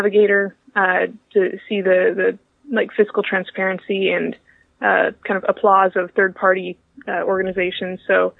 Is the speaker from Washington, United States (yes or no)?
yes; Washington, United States; also born or lived in Oregon; I was born in Oregon, but most of my upbringing was in Washington.